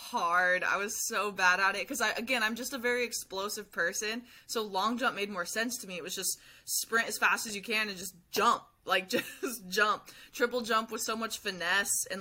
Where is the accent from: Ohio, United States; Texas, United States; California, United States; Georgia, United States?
California, United States; near Humboldt State; I ran track at Humboldt State